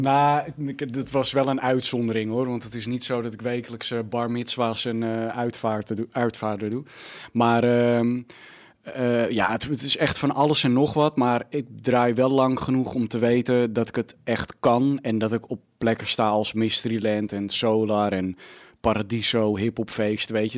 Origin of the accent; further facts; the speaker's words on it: Almere, Flevoland, Netherlands; ik ben opgegroeid in Almere